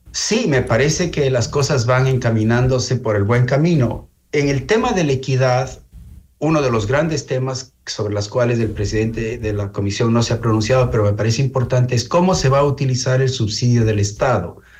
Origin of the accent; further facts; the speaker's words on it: Ecuador; como ecuatorianos